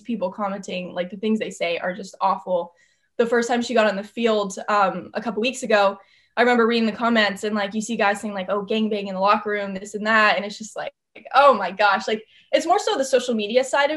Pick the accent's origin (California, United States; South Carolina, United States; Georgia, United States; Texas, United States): California, United States; Southern; moved away as an adult; also born or lived in Athens, Ohio; I'm from Southern California. Growing up there, I mean, since I was 4 years old, I had started playing softball